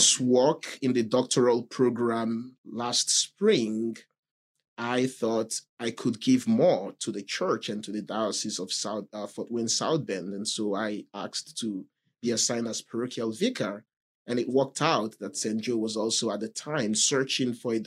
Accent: Nigeria; moved away as an adult; now in Mishawaka, United States; I am originally from Nigeria

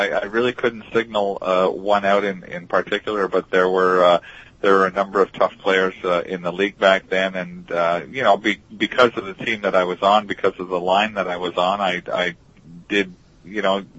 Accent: Montreal, Quebec, Canada; first language English; moved away as an adult; now in Long Island, United States; Long Island is a lot like back home. In Montreal, in the suburbs of Montreal, where I came from and where I lived back then

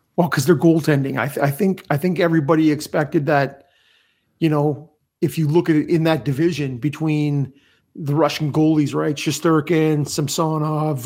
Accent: Canada; as a Canadian

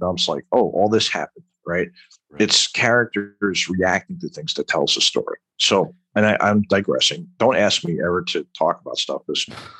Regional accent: New York, United States; Well, when I joined the military, I used to talk like this, all right, because I'm originally from Long Island, right?

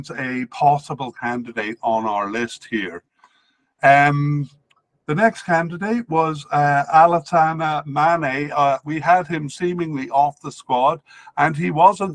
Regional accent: Cardiff, Wales, United Kingdom; I grew up in Cardiff

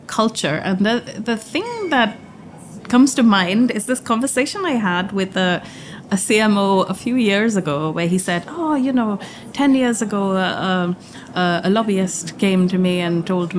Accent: India; moved away; I grew up in India

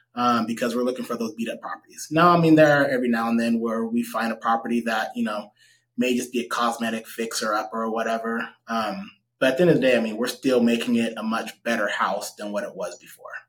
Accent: Stockton, California, United States; I grew up in Southside Stockton, so um, I'm pretty familiar with majority of Stockton

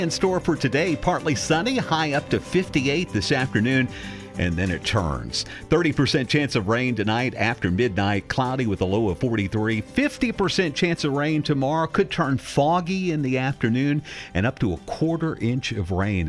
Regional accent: Texas, United States; growing up in Texas, being that close to Mexico

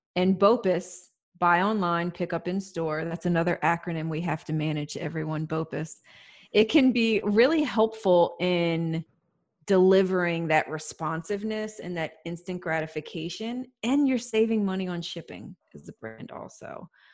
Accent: United States; as an American

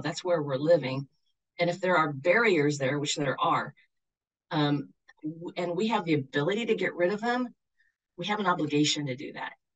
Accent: Shoreline, Washington, United States; now in Jackson, United States; I grew up on the north side of Seattle, in a place that's now called Shoreline

